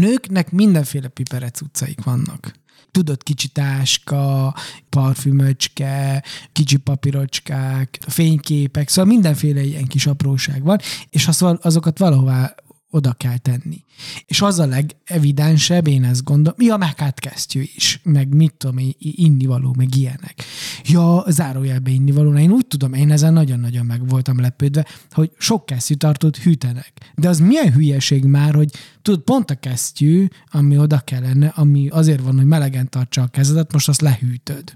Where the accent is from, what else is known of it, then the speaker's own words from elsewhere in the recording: Transylvania, Romania; moved away; Románia az én eredeti hazám, a szülőföldem, jó, azon belül Erdély